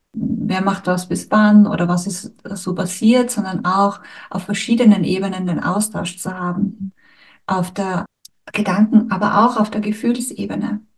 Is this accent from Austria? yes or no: yes; Styria, Austria; accent: Austrian, Styrian; ich spreche jetzt zum Beispiel Deutsch oder mein Dialekt ist jetzt österreichisch, steirisch